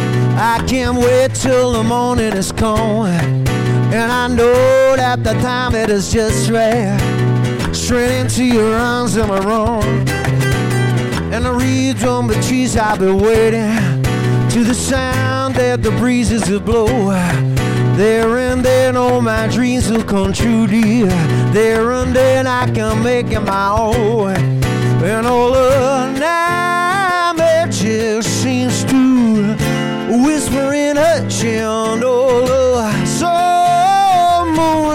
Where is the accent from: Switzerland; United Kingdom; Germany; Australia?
United Kingdom; Northern Ireland; I'm a man from Northern Ireland